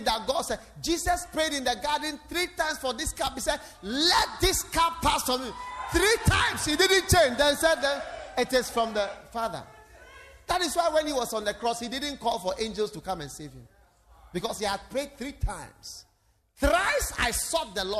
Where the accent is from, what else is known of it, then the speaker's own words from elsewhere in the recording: Ghana; When I was born, within 3 months, my father brought me to Ghana.